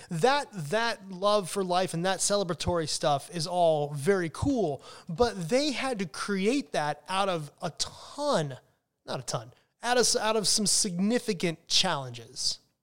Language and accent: English; United States; as an American wine drinker